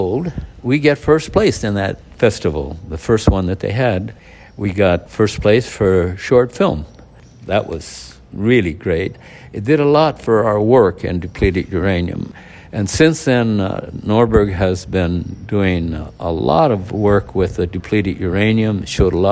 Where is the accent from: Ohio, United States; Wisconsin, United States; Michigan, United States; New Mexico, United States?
New Mexico, United States; Socorro; my hometown in Socorro, New Mexico